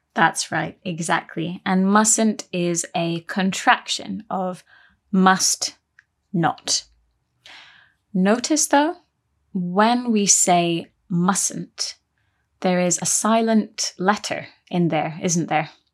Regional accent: United Kingdom; we're British

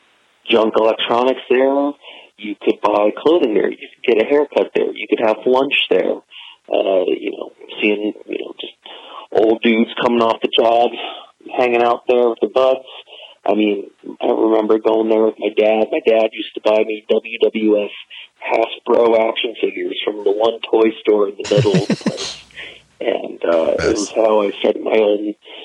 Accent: Haddon Heights, New Jersey, United States; Born and raised in Haddon Heights, New Jersey

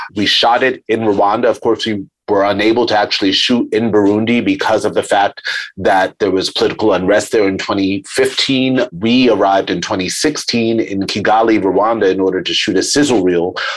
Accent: New York, United States; I, am a New Yorker. I grew up in New York

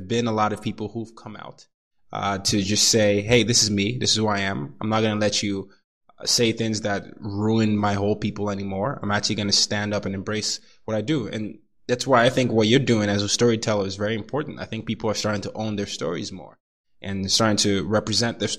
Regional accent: Nigeria; moved away; I'm Nigerian

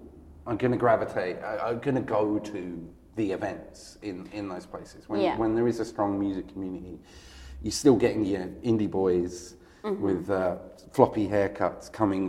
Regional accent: England, United Kingdom; as English people, we imagine Europe as something different to us.

